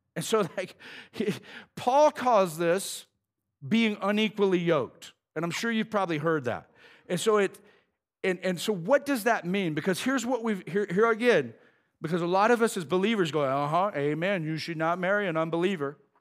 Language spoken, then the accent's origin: English; United States; I'm an American